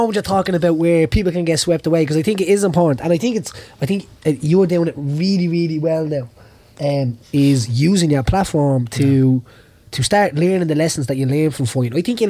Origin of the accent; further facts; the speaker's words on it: Dublin, Leinster, Ireland; When I used to come up from Dublin, they used to want to fight me just because I was from Dublin.